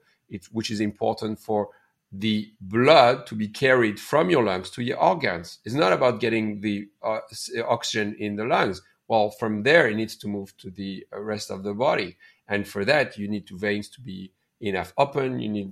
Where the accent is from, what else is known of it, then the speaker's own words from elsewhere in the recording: India; now in Canada; I'm from India. I'm a Canadian from Indian origin.